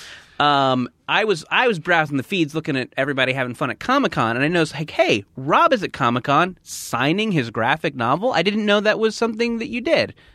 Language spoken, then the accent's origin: English; Orange County, California, United States; I grew up in Orange County, but my mom would, would drive me to West Hollywood for swim lessons